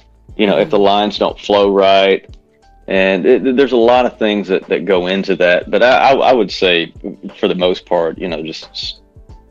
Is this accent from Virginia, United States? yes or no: no; Bismarck, Arkansas, United States; I grew up in Bismarck